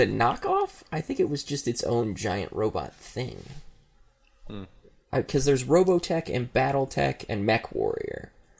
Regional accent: United States; Well, I'm fucking American, so we should go west, right?

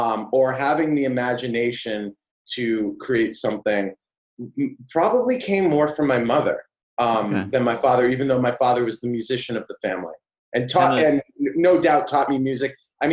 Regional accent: Auburn, New Hampshire, United States; I grew up in New Hampshire, a really small town called Auburn.

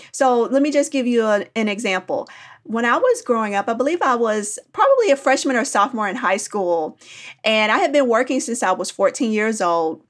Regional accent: Indianapolis, Indiana, United States; now in Nashville, United States; I grew up in Indianapolis, Indiana

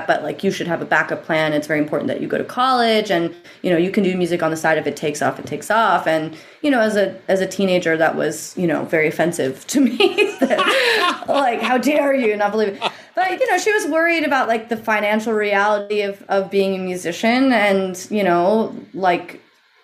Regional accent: Eugene, Oregon, United States; I grew up in Eugene, Oregon, which is in the Pacific Northwest

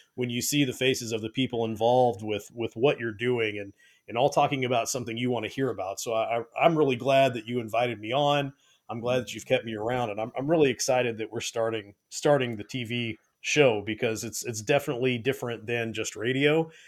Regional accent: Bay Area, California, United States; moved away; I grew up in the Bay Area of California

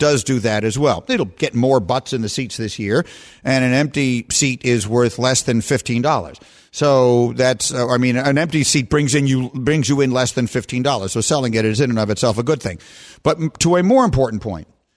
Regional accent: New York City, New York, United States; moved away as an adult; also born or lived in Evanston, Illinois; I grew up in New York City. I was as New York a kid as you could possibly be.

